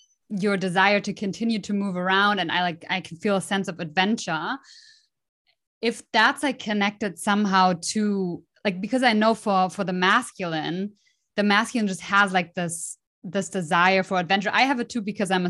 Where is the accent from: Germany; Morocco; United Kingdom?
Germany; Dresden, Saxony; I was born in Dresden